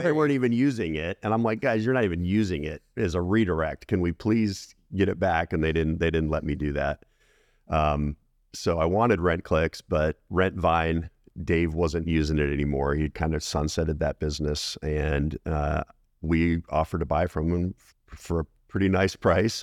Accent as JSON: {"language": "English", "town": "Colorado Springs", "region": "Colorado", "country": "United States", "tie": "born or raised there", "said": "I grew up in Colorado, Colorado Springs area"}